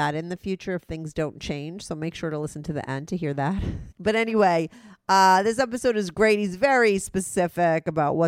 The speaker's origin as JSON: {"language": "English", "town": "New York City", "region": "New York", "country": "United States", "said": "I'm from the NYC, Manhattan. I live in Manhattan."}